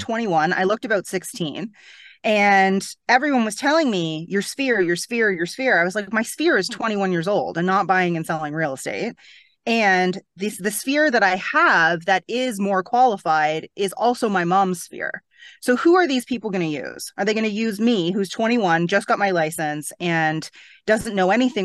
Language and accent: English; Toronto, Ontario, Canada; moved away as an adult; now in Bahamas; I'm from Toronto